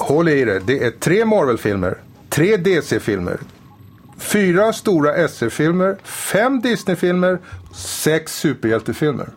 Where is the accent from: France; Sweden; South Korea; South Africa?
France; moved away; När jag var ung och bodde i Frankrike